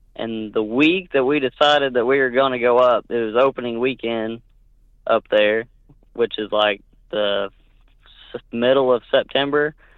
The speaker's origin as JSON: {"language": "English", "region": "Northwest Oklahoma", "country": "United States", "tie": "born or raised there", "said": "born and raised in Nor-, Oklahoma, Northwest Oklahoma."}